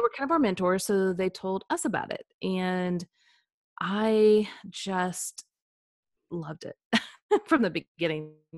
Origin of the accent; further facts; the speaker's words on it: Kansas City, United States; also born or lived in Saint Louis; now in Franklin, United States; I grew up in the Midwest, so a lot of flatlands, um, so I grew up in Kansas City